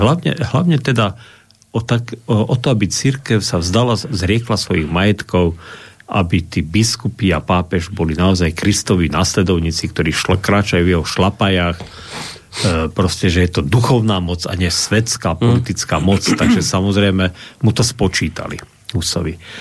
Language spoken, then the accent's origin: Slovak; Slovakia; Však som Slovák